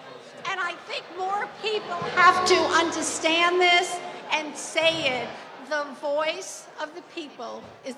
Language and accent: English; Florida, United States; from Florida here.